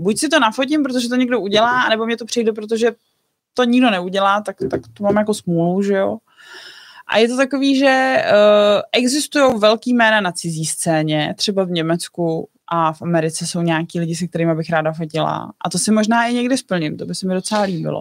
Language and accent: Czech; Bohemia, Czechia; u nás v Čechách